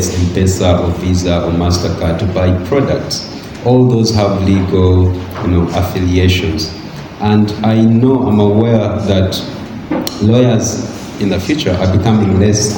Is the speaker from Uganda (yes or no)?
yes; Uganda; my experience growing up in Uganda and studying here and then in Kenya